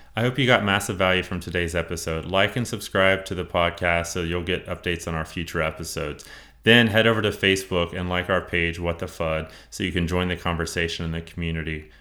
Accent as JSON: {"language": "English", "area": "Gwinnett County", "region": "Georgia", "country": "United States", "tie": "born or raised there", "said": "I grew up in Gwinnett."}